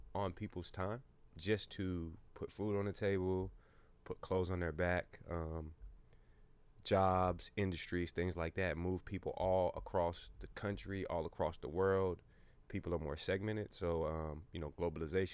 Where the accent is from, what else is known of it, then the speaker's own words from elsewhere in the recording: United States; We're all from Slabtown